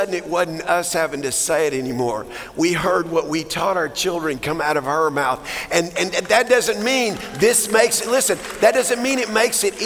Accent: Texas, United States; I'm a Texan

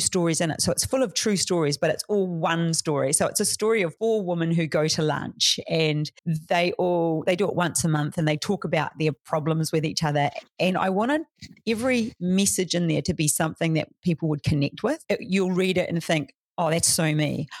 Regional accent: New Zealand; now in Australia; I'm from New Zealand

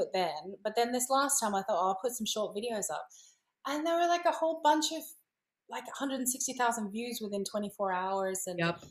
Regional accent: Australia; moved away as an adult; now in Italy; I come from Australia

